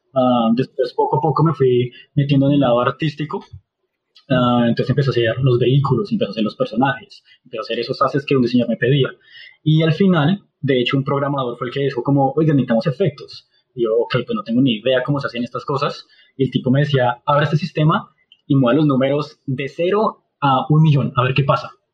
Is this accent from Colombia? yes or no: yes; Colombia; como colombianos, latinos siempre jugábamos fútbol